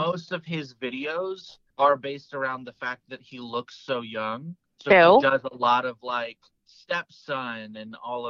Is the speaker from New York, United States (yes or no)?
no; Georgia, United States; now in Virginia, United States; my home state of Georgia is big ass.